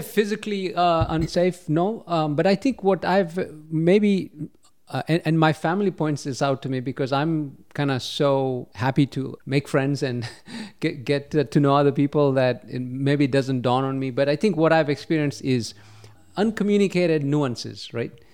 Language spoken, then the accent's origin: English; Kenya; moved away as an adult; now in United States; I was born and raised in Kenya